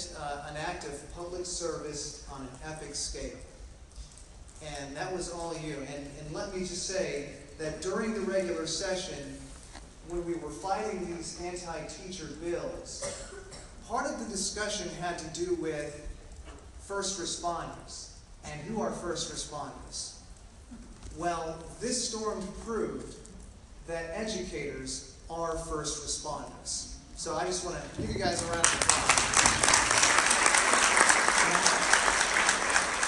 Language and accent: English; Southeast Texas, United States; accent: Southeast Texas; I'm from Southeast Texas, so I always get a little nervous talking to English teachers because English is a second language to those of us who grew up speaking Southeast Texas.